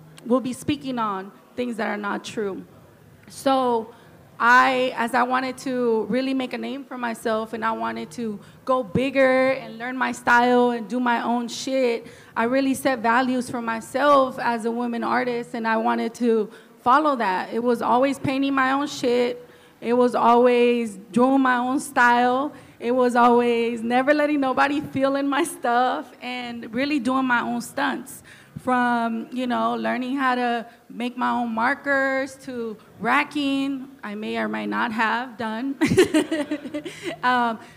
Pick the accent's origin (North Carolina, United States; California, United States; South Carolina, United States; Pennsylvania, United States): California, United States; Oakland; I grew up in East Oakland, down the street from the train yard